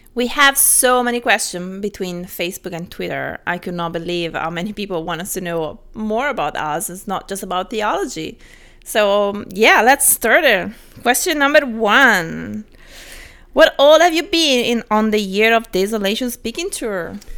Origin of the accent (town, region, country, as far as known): Italy